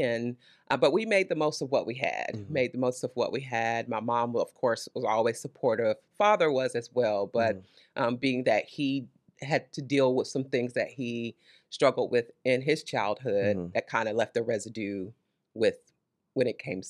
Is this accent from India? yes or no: no; Conway, South Carolina, United States; now in Lexington, United States; Born and raised Lower South Carolina, a small town close to Myrtle Beach in the Conway area. Okay. So that's where I'm born and raised.